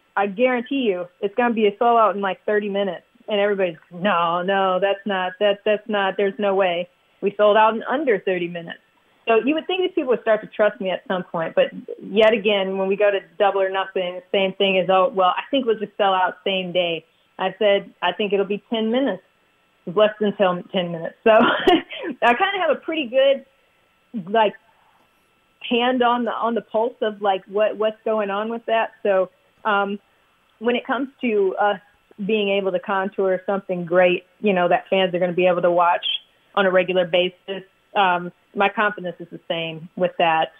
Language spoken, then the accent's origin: English; Michigan, United States; moved away as an adult; also born or lived in Miami; I grew up in Michigan